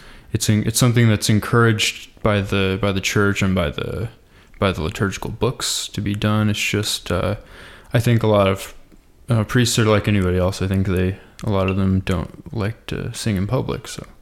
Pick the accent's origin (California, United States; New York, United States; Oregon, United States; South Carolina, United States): Oregon, United States; Eastern; moved away as an adult; now in Caldwell, United States; I live here in Caldwell. I grew up in Eastern Oregon, though. I've lived here for about 5 years.